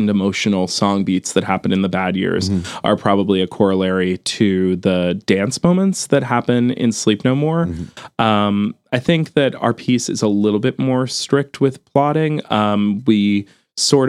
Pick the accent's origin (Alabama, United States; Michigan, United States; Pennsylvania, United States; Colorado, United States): Pennsylvania, United States; outside of Philadelphia; Kate and I grew up outside of Philadelphia